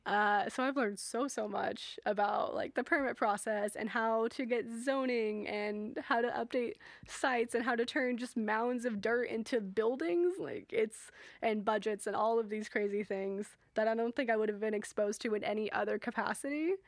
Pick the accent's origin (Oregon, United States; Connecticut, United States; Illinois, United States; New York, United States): Oregon, United States; Portland; now in Hawaii, United States; I am from Portland, Portland, Oregon